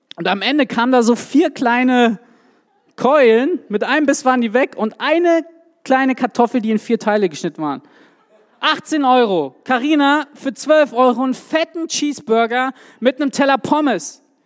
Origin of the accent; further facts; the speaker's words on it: Swabia, Germany; Ich komme ja aus dem Schwabenland